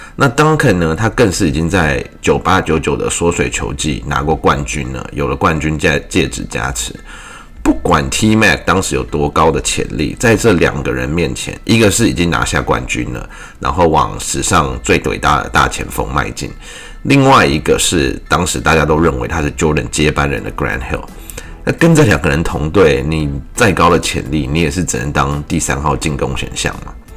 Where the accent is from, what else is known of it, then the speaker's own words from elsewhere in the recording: Taiwan; 用我们台湾话讲就是刷屏